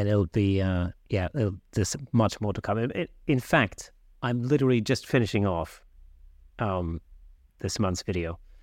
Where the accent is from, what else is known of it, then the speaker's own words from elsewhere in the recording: Southern Germany, Germany; now in United Kingdom; I grew up in South Germany